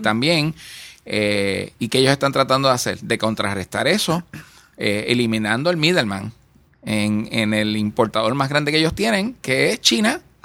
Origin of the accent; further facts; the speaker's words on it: Puerto Rico; creemos en Puerto Rico y creemos que como puertorriqueños